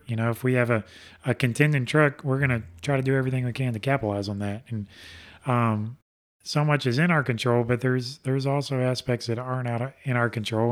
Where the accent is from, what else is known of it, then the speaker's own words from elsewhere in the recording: Alabama, United States; I'm from Alabama